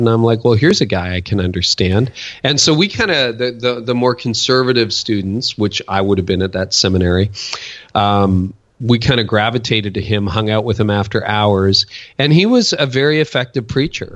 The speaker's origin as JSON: {"language": "English", "town": "Windsor", "region": "Ontario", "country": "Canada", "tie": "born or raised there", "also_born_or_lived": "Toronto", "said": "Canadian. So I was born in Windsor and then lived in this area for a good chunk of my life, a decade in Toronto"}